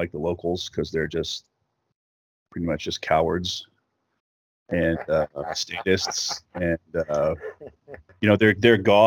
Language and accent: English; southern New Mexico, United States; moved away as an adult; That's where I'm from New Mexico